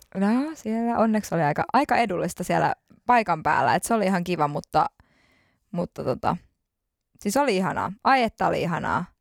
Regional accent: Finland; kun mä tulin Suomeen Mä olin niin kiitollinen, että mä tulin turvallisesti. Mä tulin mun kotimaahan turvallisesti.

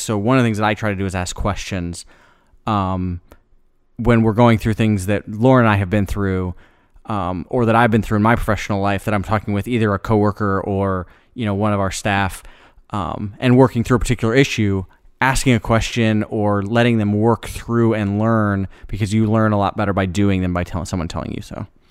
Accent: Iowa, United States; moved away as an adult; now in Memphis, United States; A lot of people I grew up with in Iowa

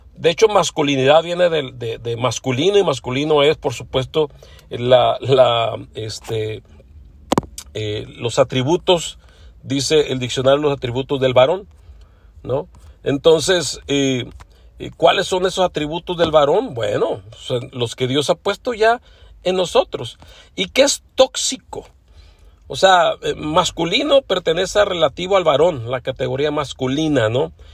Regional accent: Mexico; now in Los Angeles, United States; aunque soy mexicano, bueno, ya tengo muchos años radicando aquí en Los Ángeles, California

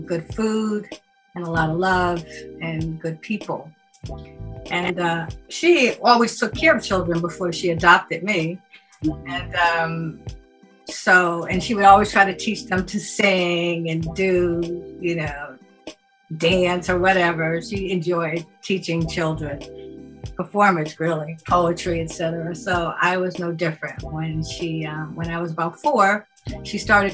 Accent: New York City, New York, United States; also born or lived in Harlem; I was born in the Bronx, New York

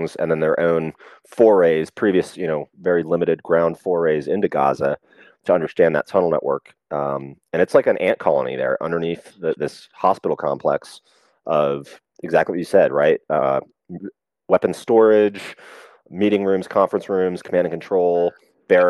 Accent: United States; I grew up in the United States

